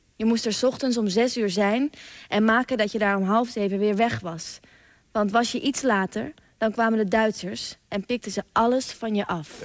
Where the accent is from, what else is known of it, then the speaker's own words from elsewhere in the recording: Friesland, Netherlands; Ik kom uit Friesland en mijn opa en oma dus ook